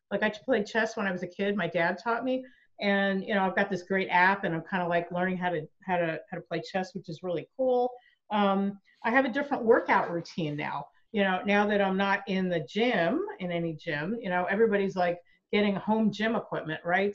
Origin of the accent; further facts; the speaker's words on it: New York, United States; moved away; I grew up in New York and I used to go to, into St. Patrick's Cathedral